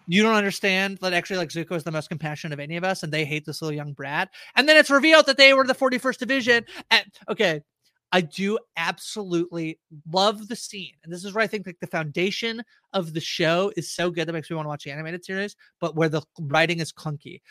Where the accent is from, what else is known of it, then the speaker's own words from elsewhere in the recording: Canada; I'm Canadian